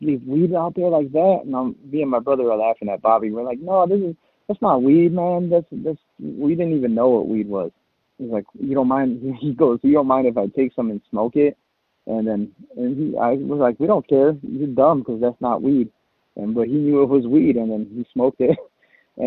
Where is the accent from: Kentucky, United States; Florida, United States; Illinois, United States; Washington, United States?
Illinois, United States; Chicago; I'm from Chicago.